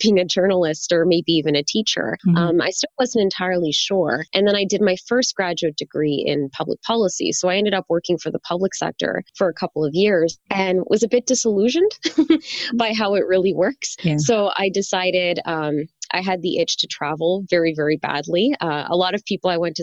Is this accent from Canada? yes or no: yes; Canada; moved away; also born or lived in China; I grew up learning French because I'm from Canada